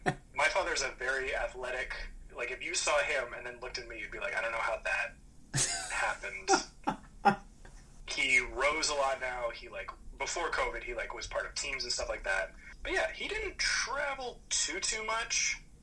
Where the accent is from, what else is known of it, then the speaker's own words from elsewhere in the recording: Alberta, Canada; born there; Yeah, I was born in Alberta, which I don't know if you know what Alberta is in Canada. Alberta is like our Texas.